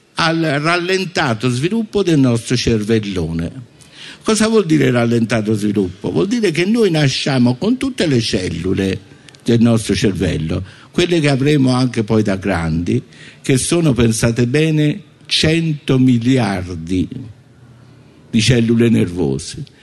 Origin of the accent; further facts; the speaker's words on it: Italy; io non fossi cresciuto in Italia